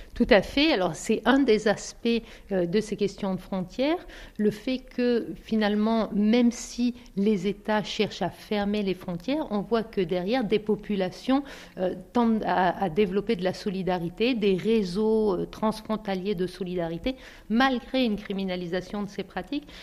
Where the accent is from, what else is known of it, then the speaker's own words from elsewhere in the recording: Bosnia & Herzegovina; French is a second language; moved away as an adult; je suis venue de Bosnie, je suis musulmane de Bosnie